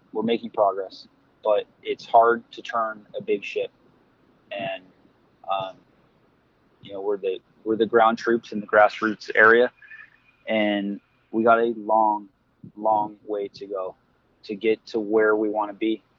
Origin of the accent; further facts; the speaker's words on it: United States; I grew up as an American kid